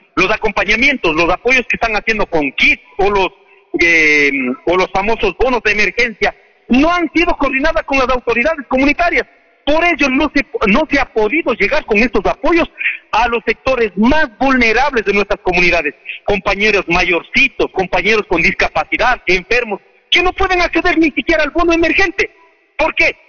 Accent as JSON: {"language": "Spanish", "country": "Ecuador"}